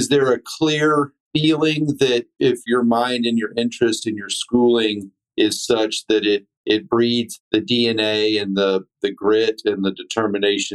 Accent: Texas, United States; Texans feel the same way. We're proud of where we're from

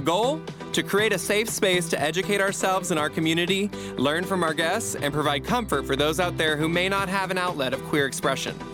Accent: Kansas, United States; I grew up in Kansas

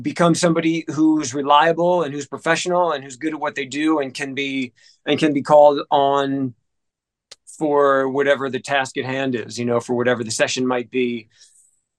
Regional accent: New Jersey, United States; moved away as an adult; also born or lived in Memphis; now in Atlanta, United States; I was born and raised in New Jersey, right outside of Manhattan

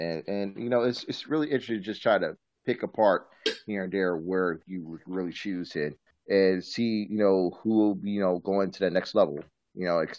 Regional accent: Virginia, United States; I'm from my home state in Virginia.

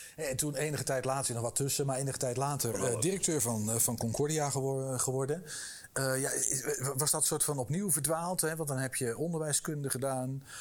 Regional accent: Eindhoven, North Brabant, Netherlands; Ik ben in Eindhoven geboren

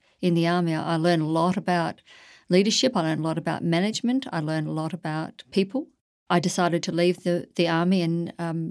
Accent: Warwick, Queensland, Australia; moved away as an adult; also born or lived in New South Wales / South Australia; I stood for mayor in my local community back in my hometown, having been away for some 40 years

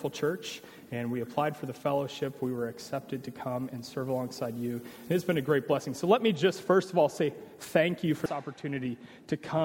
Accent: Omaha, Nebraska, United States; I'm from Omaha, Nebraska, born and bred

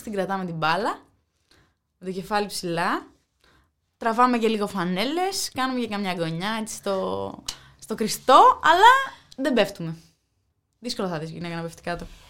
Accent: Agrinio, Western Greece, Greece; Είμαι και από τα Αγρίνο, δηλαδή στην επαρχία είναι ειδικά μεγαλώνοντα εγώ

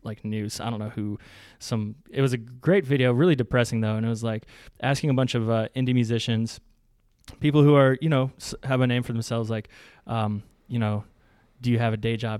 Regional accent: Louisiana, United States; I'm from Louisiana, I got a bunch of cousins who are, who are cattle folk.

